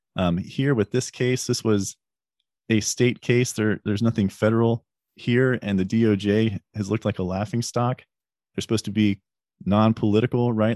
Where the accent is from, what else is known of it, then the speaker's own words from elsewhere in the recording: United States; we as the American people